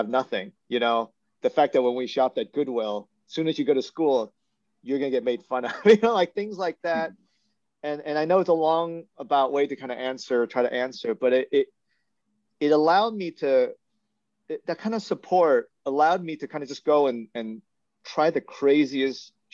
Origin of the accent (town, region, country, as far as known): Buena Park / Los Angeles area, California, United States; born or raised there; English is a second language